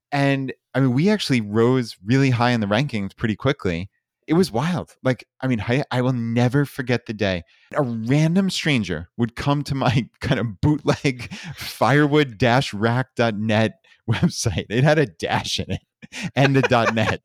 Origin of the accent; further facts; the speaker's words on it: Long Island, New York, United States; moved away as an adult; We grew up in Long Island, New York